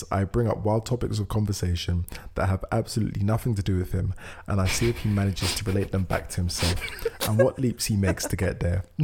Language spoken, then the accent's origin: English; California, United States; He lives in New York. I'm from California.